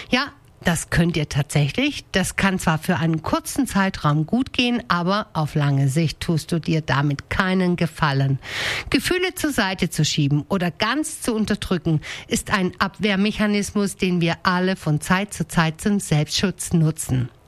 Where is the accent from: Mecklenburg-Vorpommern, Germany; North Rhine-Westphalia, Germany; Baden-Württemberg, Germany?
Baden-Württemberg, Germany; Denkingen; Zum Beispiel rege ich mich unfassbar auf, wenn die Leute in meinem Heimatdorf Denkingen mit einem Affenzahn den Landwirtschaftsweg benutzen